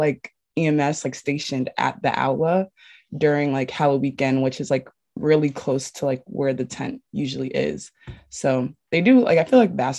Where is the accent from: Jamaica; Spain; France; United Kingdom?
Jamaica; I'm Jamaican.